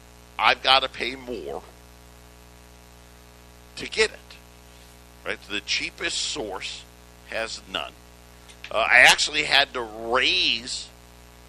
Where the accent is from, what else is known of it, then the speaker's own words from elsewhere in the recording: upstate New York, United States; I grew up in New York, upstate New York